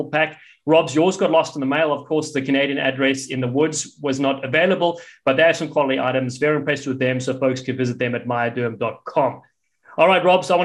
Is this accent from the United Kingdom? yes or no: no; Cape Town, Western Cape, South Africa; accent: South African; moved away; in Cape Town, in my hometown